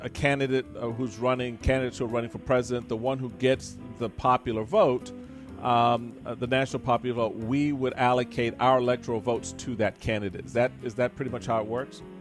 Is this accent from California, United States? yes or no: no; Maryland, United States; So the state of Maryland, my home state